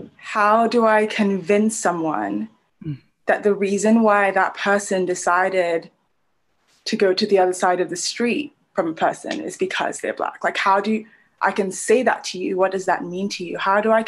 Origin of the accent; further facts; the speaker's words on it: Nigeria; also born or lived in Brunei / United Kingdom / United States; I am Nigerian, which makes me very happy and very proud and boastful and makes me feel better than all other African people. I am a former resident of Brunei, the United Kingdom, the United States.